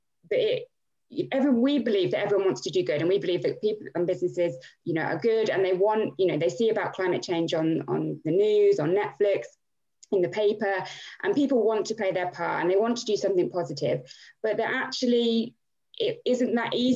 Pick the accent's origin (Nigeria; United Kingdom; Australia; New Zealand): United Kingdom; Milton Keynes, South East England; born and bred in Milton Keynes.